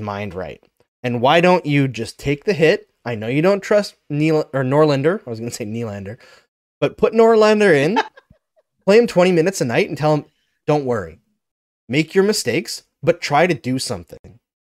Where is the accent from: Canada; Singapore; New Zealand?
Canada; Saskatchewan; I'm from Saskatchewan, where I was born